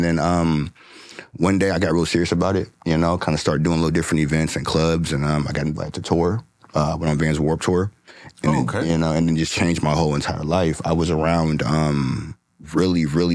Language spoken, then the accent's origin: English; Federal Way, Washington, United States; also born or lived in Cleveland, Ohio; I was raised in Federal Way. Grew up in a little small town out there.